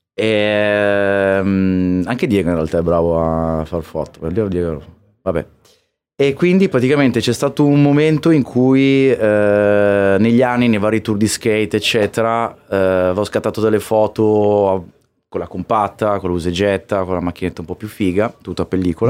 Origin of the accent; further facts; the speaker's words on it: Trieste, Friuli-Venezia Giulia, Italy; moved away as an adult; now in Milan, Italy; io sono, vengo da Trieste e già, ah, cioè, eravamo lontani da tutto, lo siamo